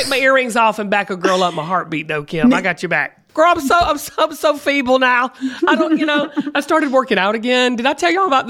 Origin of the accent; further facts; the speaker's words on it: the South, United States; I'm from the South.